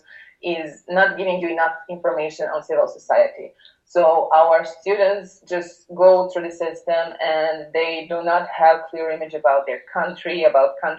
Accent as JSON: {"language": "English", "town": "Pljevlja", "region": "Pljevlja Municipality", "country": "Montenegro", "tie": "born or raised there", "said": "my favorite place in Montenegro is my hometown, Pjevlja."}